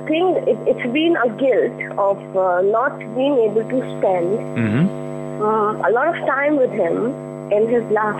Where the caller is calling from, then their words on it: Delhi, India; I'm calling from Delhi.